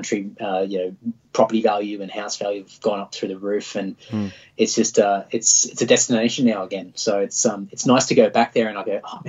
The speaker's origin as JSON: {"language": "English", "town": "Clontarf", "region": "Queensland", "country": "Australia", "tie": "born or raised there", "said": "Born and bred in Clontarf."}